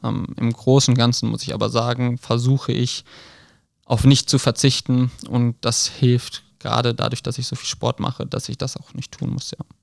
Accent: Krefeld, North Rhine-Westphalia, Germany; ich komme aus Krefeld ursprünglich

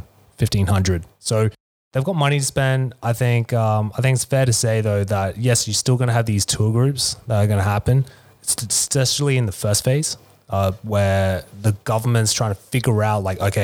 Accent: Australia; now in Vietnam; I'm Australian

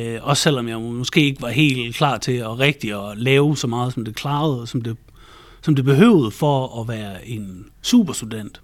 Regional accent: Central Jutland and Thy, Central Denmark Region, Denmark; also born or lived in Thy; jeg er vokset op i Midtjylland og Thy øh, primært, så det har jeg brugt en hel masse tid på landet.

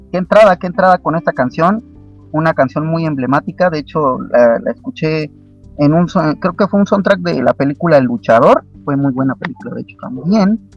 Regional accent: Querétaro, Mexico; ¿de dónde eres, querido amigo? De Querétaro. De Querétaro, México. ¿Cuántos años tienes? 16. ¿16 años? Sí.

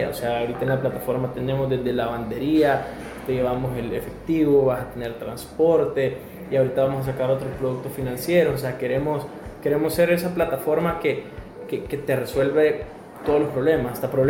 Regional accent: El Salvador; esa frustración de la imagen que nosotros como salvadoreños estamos dando en, en otras partes del mundo

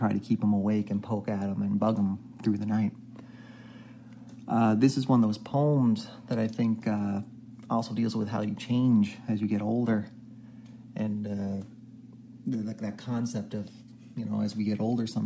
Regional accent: Canada; I'm Canadian

